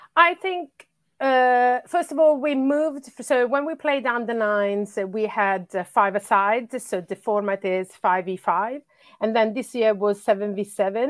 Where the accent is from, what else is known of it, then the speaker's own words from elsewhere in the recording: Bologna, Emilia-Romagna, Italy; English is a second language; moved away as an adult; also born or lived in Sweden; now in London, United Kingdom; I'm originally from Italy. That's where I grew up, uh, up until I was, uh, thirty-five